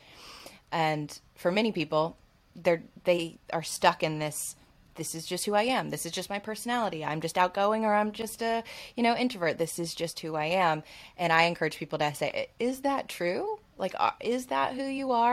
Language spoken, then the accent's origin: English; Alabama, United States; I grew up in Alabama, Southern, like in the Bible Belt